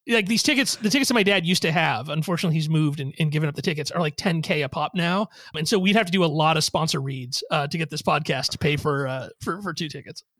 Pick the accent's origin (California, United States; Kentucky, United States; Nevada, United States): California, United States; Sacramento; I grew up in Sacramento